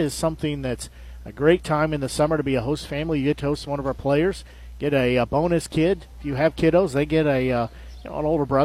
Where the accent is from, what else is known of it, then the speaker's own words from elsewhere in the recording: Nevada, United States; growing up in Nevada